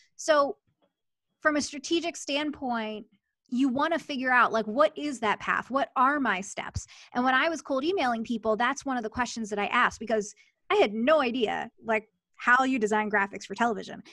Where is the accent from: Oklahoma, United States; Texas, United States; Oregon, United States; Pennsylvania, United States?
Pennsylvania, United States; Philadelphia; moved away; I grew up in Philadelphia